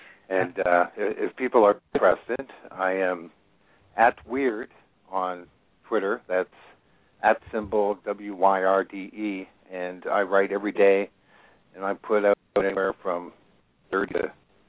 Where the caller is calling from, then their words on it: Nova Scotia, Canada; I'm calling from Nova Scotia, which is probably almost as far away as I can get from you and be on the same continent.